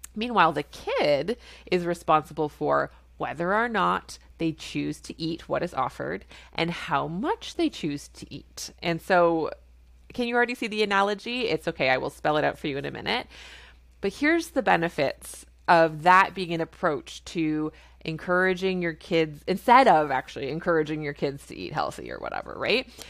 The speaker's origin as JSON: {"language": "English", "country": "Canada", "said": "I'm a Canadian family physician"}